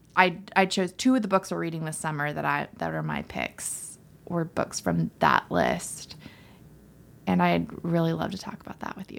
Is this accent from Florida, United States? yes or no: yes; Florida, United States; I'm from Florida